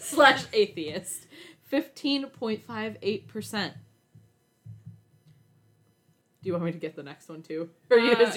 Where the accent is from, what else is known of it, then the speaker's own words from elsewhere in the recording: United States; accent: American; And as white American as it sounds, I am used to saying things with, like, the American accent